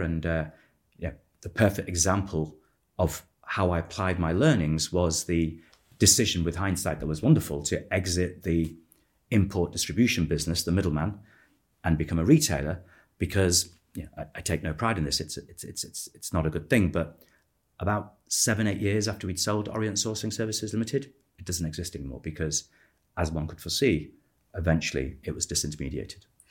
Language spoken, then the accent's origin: English; Manchester, North West England, United Kingdom; I was born in Manchester.